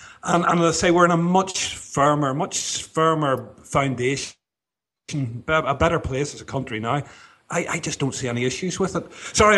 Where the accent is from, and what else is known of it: Northern Ireland, United Kingdom